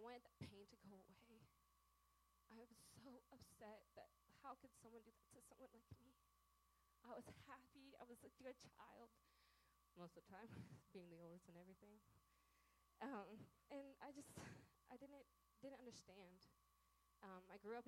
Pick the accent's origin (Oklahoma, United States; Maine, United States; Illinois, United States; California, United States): Oklahoma, United States; I am from Oklahoma